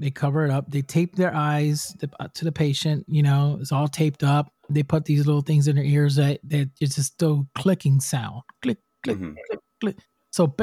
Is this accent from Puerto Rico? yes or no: yes; Puerto Rico; I'm from Puerto Rico. I'm from the island. I'm Spanish.